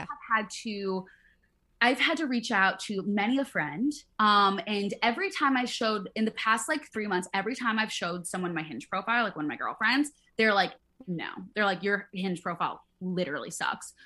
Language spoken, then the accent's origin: English; Midwest, United States; I grew up in the Midwest